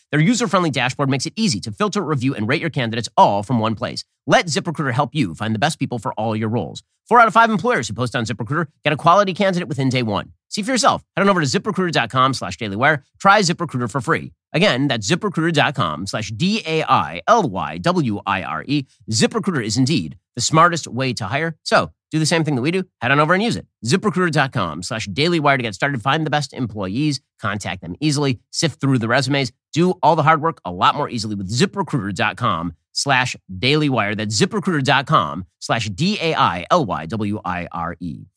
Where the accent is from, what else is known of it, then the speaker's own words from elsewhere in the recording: United States; I'm an American